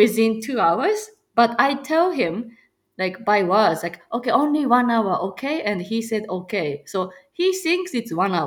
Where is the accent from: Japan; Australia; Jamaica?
Japan; also born or lived in Chicagoland, Illinois, United States; now in Chicago, United States; I'm from Japan